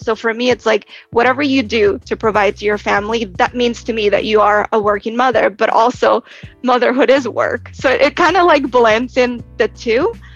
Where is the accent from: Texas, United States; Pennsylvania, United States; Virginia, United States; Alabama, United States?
Texas, United States; moved away as an adult; now in New York, United States; I'm originally from Texas, moved to New York after graduating college